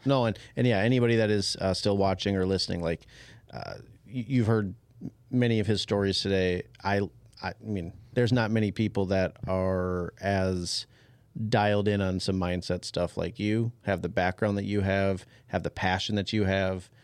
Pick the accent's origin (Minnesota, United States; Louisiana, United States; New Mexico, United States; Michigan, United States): Minnesota, United States; Champlin; I grew up in Champlin